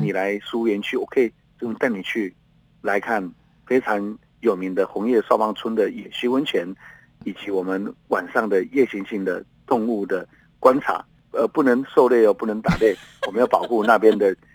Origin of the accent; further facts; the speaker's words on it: Taitung County, Taiwan; 我们小时候在那边爬来爬去